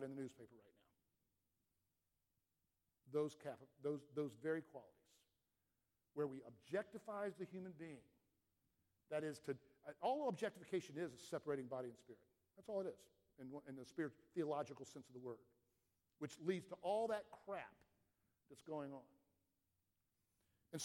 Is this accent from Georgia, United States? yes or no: yes; Atlanta, Georgia, United States; I grew up in Atlanta